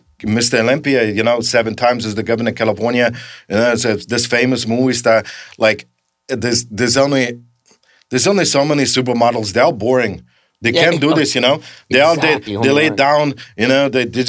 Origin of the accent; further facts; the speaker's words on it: Graz, Styria, Austria; So ever since I grew up in Graz, Austria, you know, this is what you do.